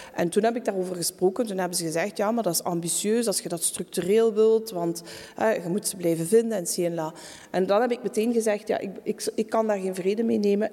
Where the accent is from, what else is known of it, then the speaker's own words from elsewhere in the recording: Tongeren, Flanders, Belgium; moved away as an adult; also born or lived in Antwerp; ben ik terug naar mijn geboortestad gegaan, Tongeren